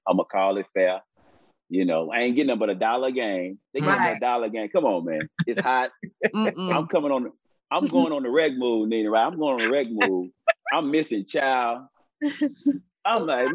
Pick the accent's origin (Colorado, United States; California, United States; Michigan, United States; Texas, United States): Texas, United States; I'm from Texas